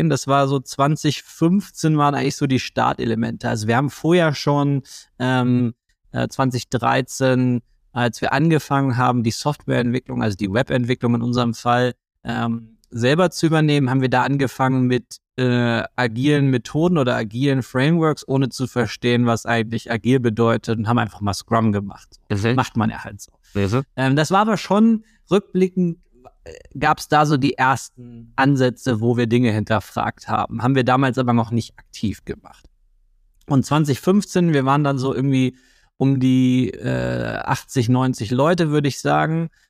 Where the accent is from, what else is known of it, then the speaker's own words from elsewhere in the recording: Germany; und außerdem sind wir Deutsche, wir finden eh alles doof.